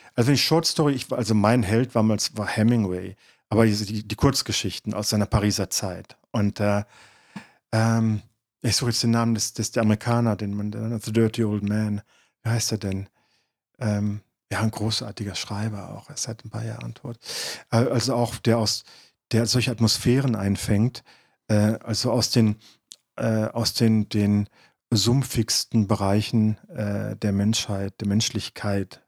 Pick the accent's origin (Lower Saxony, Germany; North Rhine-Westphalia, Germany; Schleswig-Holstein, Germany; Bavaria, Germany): North Rhine-Westphalia, Germany; Detmold; das Dorf Pivizeide, dort, wo ich geboren bin, wo ich aufgewachsen bin